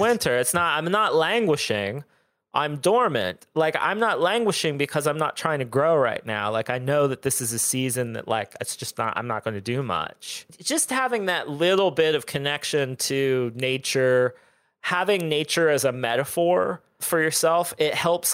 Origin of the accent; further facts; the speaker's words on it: Southern Ohio, United States; now in Austin, United States; I grew up in Southern Ohio